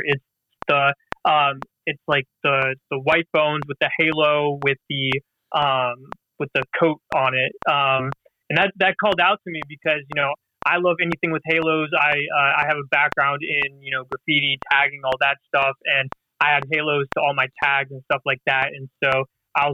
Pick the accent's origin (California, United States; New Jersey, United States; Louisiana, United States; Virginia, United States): California, United States; Los Angeles; also born or lived in Philadelphia; now in Midwest, United States; I'm originally from Los Angeles, but currently living in the Midwest